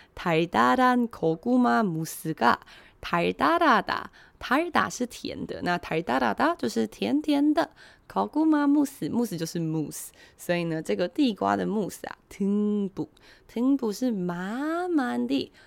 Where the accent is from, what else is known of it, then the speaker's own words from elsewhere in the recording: Taiwan; 我们台湾人